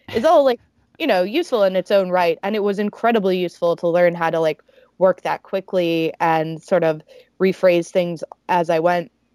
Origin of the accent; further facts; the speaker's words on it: Alabama, United States; moved away as an adult; now in New York, United States; growing up um, in Alabama